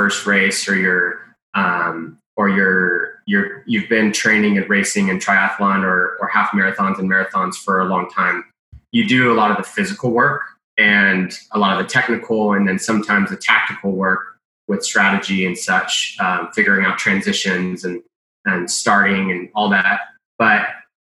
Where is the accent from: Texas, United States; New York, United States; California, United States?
California, United States; I'm from California